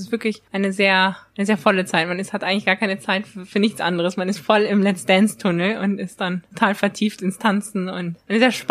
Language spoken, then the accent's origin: German; Germany; Und zwar bin ich in Deutschland aufgewachsen, aber manchmal habe ich gar nicht so das Gefühl, dass man so die volle deutsche Mentalität hat